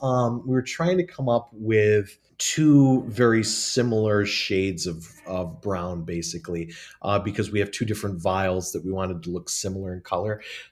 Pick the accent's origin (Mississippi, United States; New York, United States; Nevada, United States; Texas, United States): New York, United States; Watertown; I'm actually from Watertown, New York.